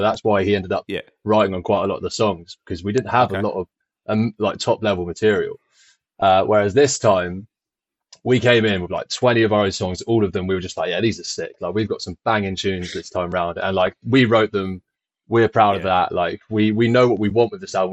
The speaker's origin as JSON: {"language": "English", "area": "Isle of Wight", "region": "South East England", "country": "United Kingdom", "tie": "born or raised there", "said": "I moved here when I was just a baby, 6 months"}